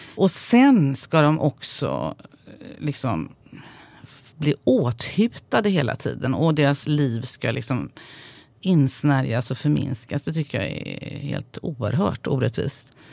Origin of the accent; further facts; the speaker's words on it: Sweden; jag är ju uppvuxen i Sverige